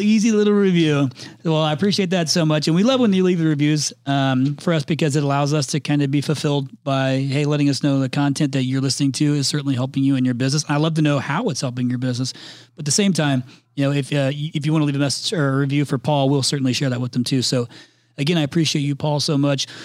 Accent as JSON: {"language": "English", "region": "Indiana", "country": "United States", "accent": "Midwestern", "moved": "yes", "said": "I'm from Indiana originally"}